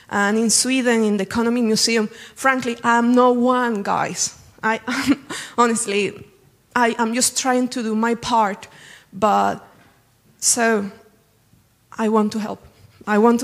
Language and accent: English; Venezuela; moved away as an adult; now in Cambridge, United Kingdom; I come from Venezuela. I was pushed away because of the economic crisis